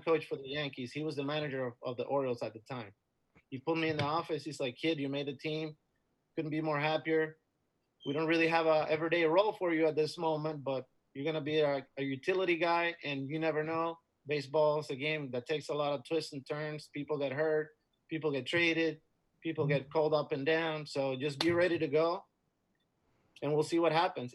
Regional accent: Dominican Republic; moved away as an adult; also born or lived in Florida; Growing up in the Dominican was great. I had a great, you know, upbringing and a great childhood

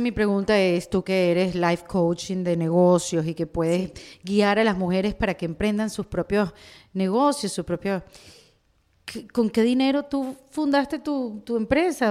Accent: Venezuela; now in Miami, United States; yo vengo de Venezuela

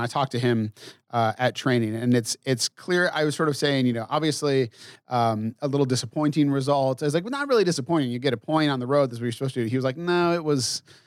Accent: New England, United States; I grew up in New England

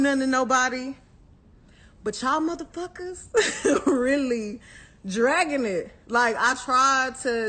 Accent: Houston, Texas, United States; Like, I'm from Houston. I'm from the motherfucking South Side.

